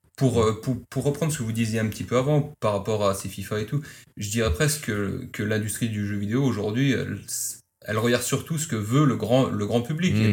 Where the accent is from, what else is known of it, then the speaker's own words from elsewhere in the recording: Lousada, Norte, Portugal; moved away; de, de Lousade, c'est vers Porto, c'est juste à côté